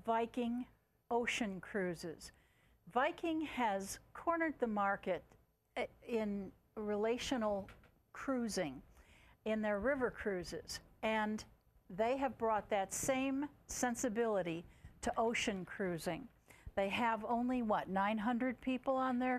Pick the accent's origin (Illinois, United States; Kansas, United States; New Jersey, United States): Illinois, United States; Chicago; I'm from Chicago, a near nearby city, and yes, it's pretty cold over there.